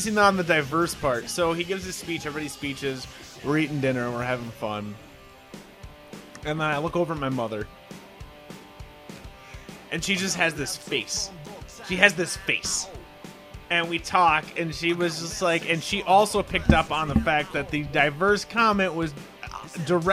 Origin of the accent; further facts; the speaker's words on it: Minnesota, United States; we're two Caucasians from Minnesota, okay, from the Midwest